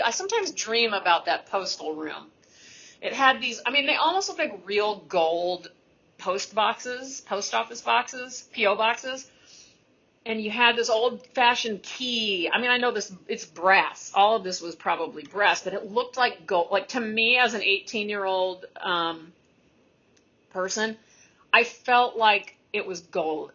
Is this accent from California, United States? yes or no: no; Texas, United States; a Texan university student